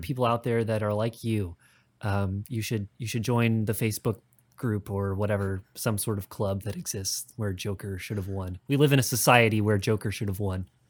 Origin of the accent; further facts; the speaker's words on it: Midwest, United States; grew up in the Midwest